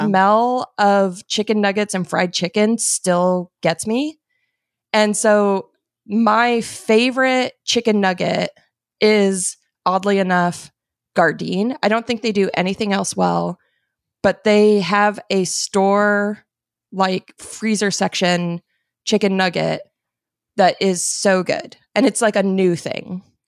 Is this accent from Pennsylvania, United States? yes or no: no; Arizona, United States; I grew up in Arizona